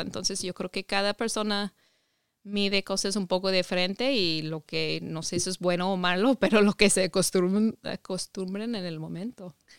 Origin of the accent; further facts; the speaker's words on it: Ohio, United States; Spanish is a second language; moved away as an adult; also born or lived in Mexico; Yo soy de Estados Unidos, crecí en Ohio, estado de, de Ohio